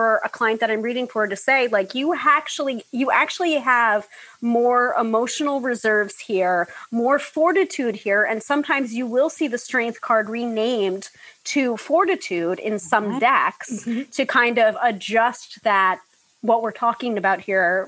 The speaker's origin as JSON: {"language": "English", "region": "New York", "country": "United States", "said": "the New Yorker"}